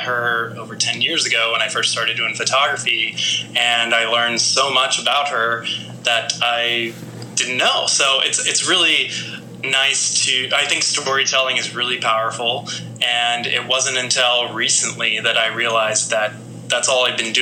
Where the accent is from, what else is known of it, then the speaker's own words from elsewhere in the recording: Las Vegas, Nevada, United States; now in New York City, United States; I grew up in Las Vegas